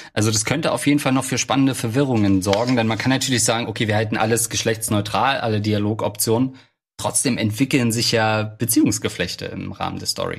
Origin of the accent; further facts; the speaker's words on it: East Germany, Germany; now in Hamburg, Germany; als Ostdeutscher